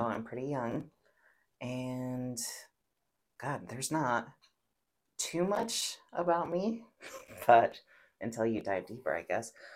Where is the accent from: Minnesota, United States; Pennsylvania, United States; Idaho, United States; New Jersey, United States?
Idaho, United States; Pocatello; I'm born and raised in Pocatello, Idaho, tiny hmm. little town.